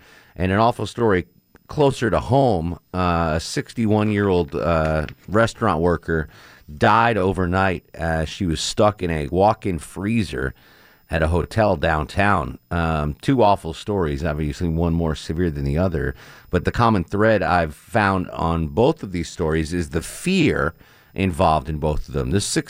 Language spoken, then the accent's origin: English; Connecticut, United States; So I grew up in Connecticut, and I remember watching like National Geographic and, you know, all those nature shows, whatever